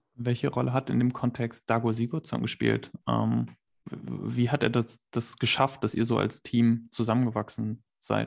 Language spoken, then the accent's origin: German; Bad Oeynhausen, North Rhine-Westphalia, Germany; in Bad Oeynhausen, da wo ich herkomme